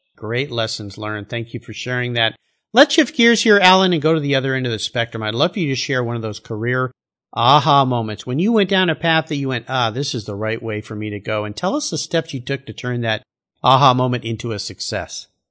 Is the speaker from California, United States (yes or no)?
yes; San Diego, California, United States; my days growing up in San Diego